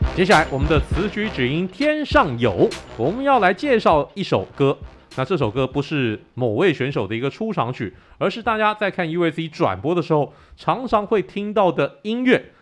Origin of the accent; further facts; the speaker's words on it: Taiwan; 我们很有创意的台湾拳迷